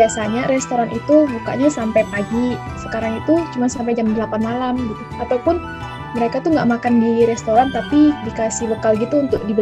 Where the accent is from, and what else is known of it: Indonesia; moved away as an adult; now in Japan